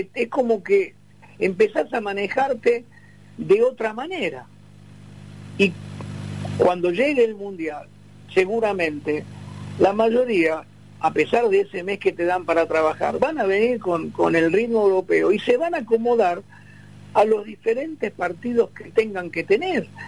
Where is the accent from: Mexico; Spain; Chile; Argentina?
Argentina